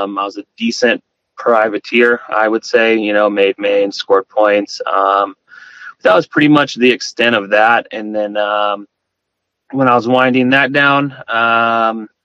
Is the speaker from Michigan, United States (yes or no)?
no; Madera, California, United States; I grew up in Madera, California.